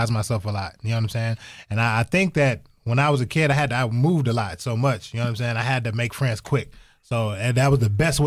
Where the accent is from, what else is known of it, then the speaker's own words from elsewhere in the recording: Toledo, Ohio, United States; moved away; I'm originally from Toledo, Ohio